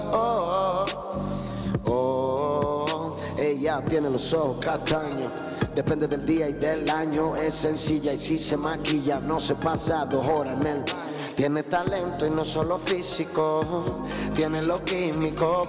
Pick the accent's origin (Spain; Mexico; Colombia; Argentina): Spain; San Isidro and Añaza, Tenerife, Canary Islands; Yo soy de San Isidro y Añaza, que son dos barrios de, Tenerife, de las Islas Canarias